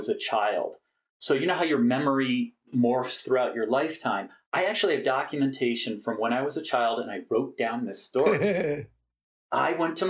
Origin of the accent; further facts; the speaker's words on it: Cherry Hill, New Jersey, United States; moved away; also born or lived in Minnesota; I did my formative years in New Jersey